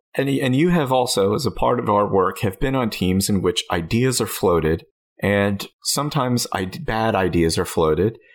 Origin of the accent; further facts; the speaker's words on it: United States; I'm an American